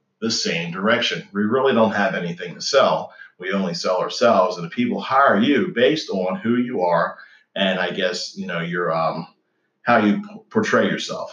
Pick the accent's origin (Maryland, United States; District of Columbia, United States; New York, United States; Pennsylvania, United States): Maryland, United States; Was born and raised in Maryland.